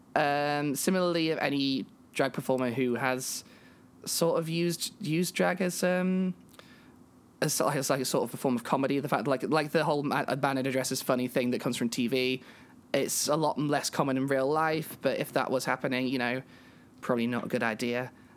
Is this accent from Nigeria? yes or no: no; England, United Kingdom; I'm a British trans woman from England